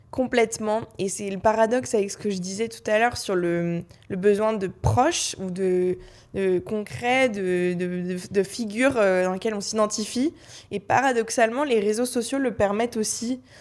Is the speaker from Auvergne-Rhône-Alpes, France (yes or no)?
no; Paris, Île-de-France, France; j'ai grandi à Paris